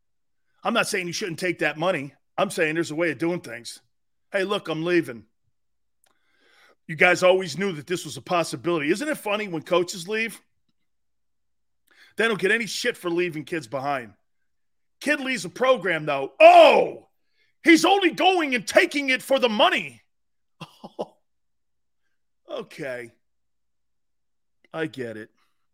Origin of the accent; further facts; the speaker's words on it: Connecticut, United States; just so you know, I'm from Connecticut